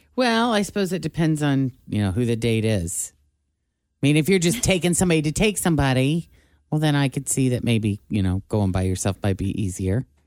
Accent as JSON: {"language": "English", "region": "Illinois", "country": "United States", "also_born_or_lived": "Tampa", "moved": "yes", "said": "I was from Illinois, we were living in Tampa"}